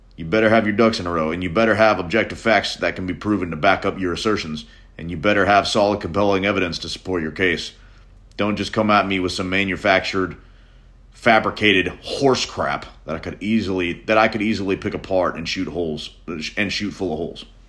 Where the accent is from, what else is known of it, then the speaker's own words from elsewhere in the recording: Nashville, Tennessee, United States; I'm a musician from Nashville, Tennessee